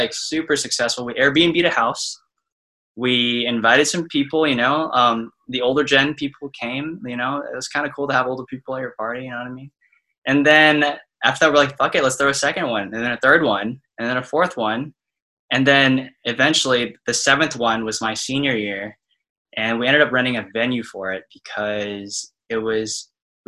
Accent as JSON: {"language": "English", "town": "Austin", "region": "Texas", "country": "United States", "tie": "born or raised there", "also_born_or_lived": "Dallas, Texas", "moved": "as an adult", "said": "I'm from Austin, so I went to UT Dallas, and I was the only person in like my high school friend group that went to UTD"}